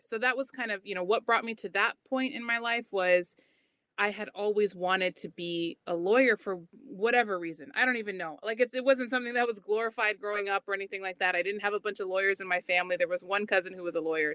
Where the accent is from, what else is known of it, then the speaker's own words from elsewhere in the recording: Cedar Rapids, Iowa, United States; I'm from Cedar Rapids, Iowa